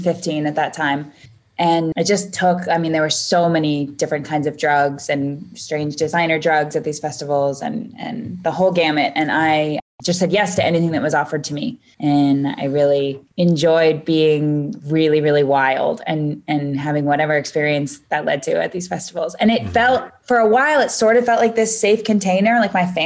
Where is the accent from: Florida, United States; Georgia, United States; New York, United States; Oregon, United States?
Oregon, United States; Portland; also born or lived in Chico, California / San Francisco, California; I was born in Northern California and my parents split up when I was very young. And so I split half of my time between Portland, Oregon and Chico, California.